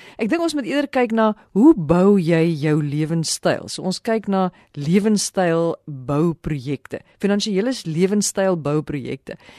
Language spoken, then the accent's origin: Afrikaans; South Africa; ons as Suid-Afrikaners